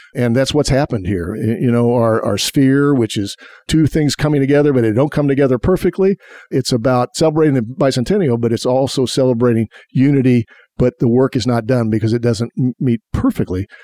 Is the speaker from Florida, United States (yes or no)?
no; Indianapolis, Indiana, United States; I grew up on the northeast side. I went to city schools, uh, went to IPS 71, 106, and then Arlington High School.